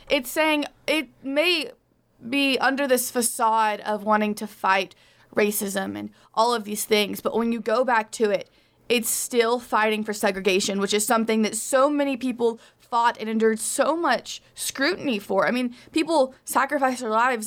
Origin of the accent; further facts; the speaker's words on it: Arkansas, United States; my home state of Arkansas